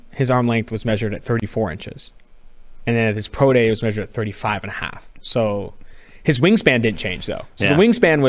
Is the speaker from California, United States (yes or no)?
yes; California, United States; So I'm from California.